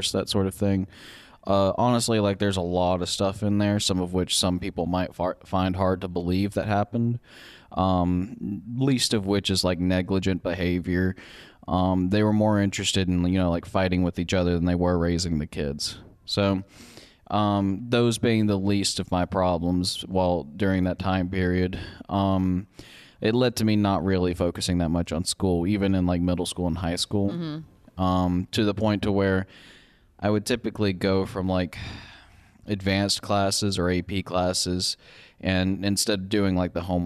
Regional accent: West Monroe, Louisiana, United States; moved away as an adult; now in Vermont, United States; I'm from where they're from

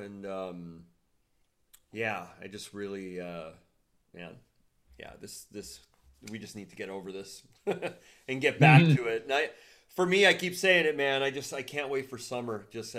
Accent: Huntington Beach, California, United States; Growing up in Southern California, we don't have seasons

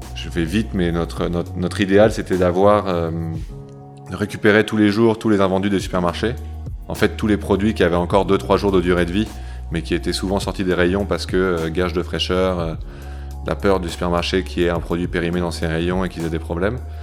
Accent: near Lille, Hauts-de-France, France; now in Paris, France; je suis originaire du nord de la France, à côté de Lille

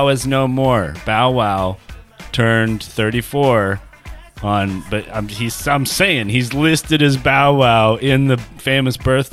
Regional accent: Grass Valley, California, United States; now in Los Angeles, United States; my hometown there, Grass Valley, Nevada City.

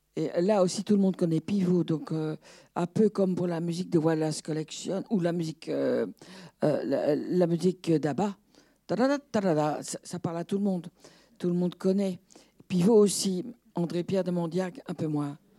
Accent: Brussels, Brussels-Capital Region, Belgium; moi je suis belge, j'habitais Bruxelles, enfin, bruxelloise

